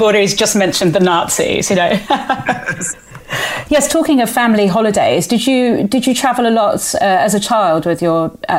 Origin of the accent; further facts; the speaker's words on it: Andalusia, Spain; I grew up on the Costa del Sol, and Torremolinos was apparently a beautiful place back in the...